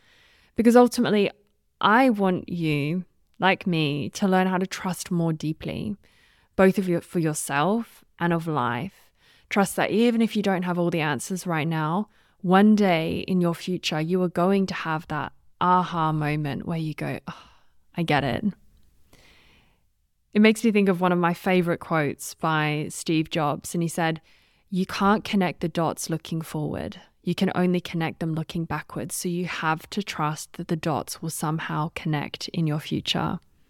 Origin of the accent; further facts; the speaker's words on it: Australia; also born or lived in United Kingdom; now in Switzerland; You might be able to tell from the accent, I'm not sure, but I am Australian and British, and I now live in Switzerland.